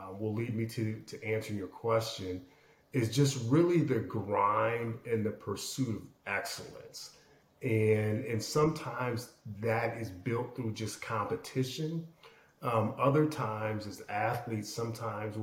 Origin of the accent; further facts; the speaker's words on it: Aurora, Illinois, United States; I grew up in suburban Chicago, second largest city in Illinois, Aurora specifically